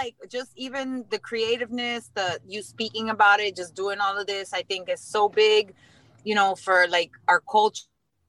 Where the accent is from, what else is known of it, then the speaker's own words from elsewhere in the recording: South Florida, United States; also born or lived in Long Island, New York; now in New York City, United States; growing up in South Florida, growing up, you know, differently, even though I was born in Long Island